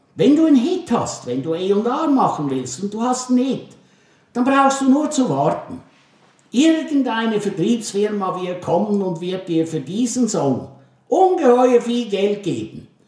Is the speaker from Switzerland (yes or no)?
yes; Switzerland; moved away as an adult; also born or lived in Germany; now in Rhineland, Germany; als Schweizer in den großen Kanton versetzt zu werden